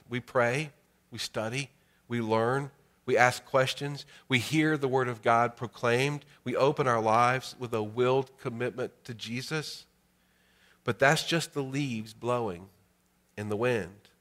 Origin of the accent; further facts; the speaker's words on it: Greensboro, North Carolina, United States; My birth certificate says I was born in Greensboro, North Carolina.